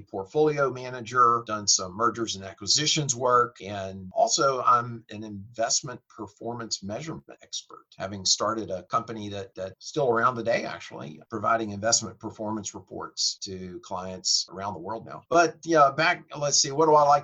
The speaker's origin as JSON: {"language": "English", "town": "Mobile", "region": "Alabama", "country": "United States", "tie": "born or raised there", "moved": "as an adult", "lives_now": "Nashville, United States", "said": "Alabama and raised there, but have been in Nashville now for almost 30 years"}